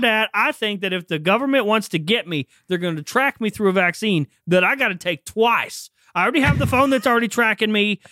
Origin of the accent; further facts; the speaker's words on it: Northeast Ohio, United States; also born or lived in Pennsylvania; I grew up in Ohio, Northeast Ohio, like around Youngstown, Akron, Cleveland